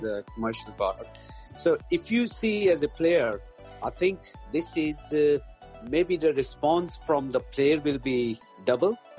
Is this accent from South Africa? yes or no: no; Pakistan; moved away as an adult; now in Berkshire, United Kingdom; I'm from Pakistan, so I played first class cricket uh, there